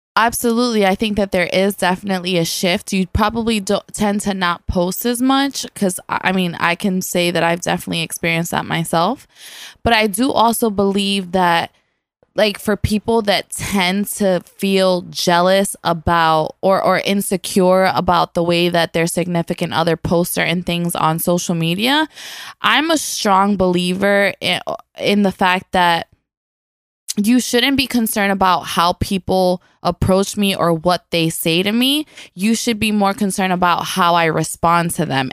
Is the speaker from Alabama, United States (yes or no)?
no; New York City, New York, United States; I'm an island girl that was raising the boogie down